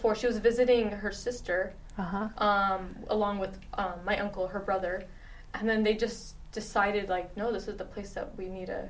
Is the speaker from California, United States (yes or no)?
yes; Laguna Beach, California, United States; also born or lived in Wichita, Kansas; I've been living in Orange County since I was probably 5 years old. Oh. So, yeah, I definitely grew up all over Orange County, mainly Laguna area.